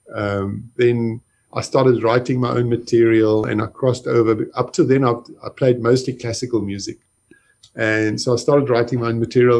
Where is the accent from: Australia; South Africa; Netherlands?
South Africa; Johannesburg, Gauteng; I grew up in Johannesburg in South Africa